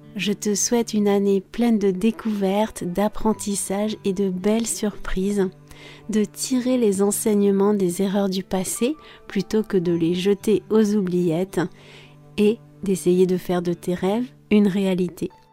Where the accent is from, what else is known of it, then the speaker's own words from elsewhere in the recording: France; je suis française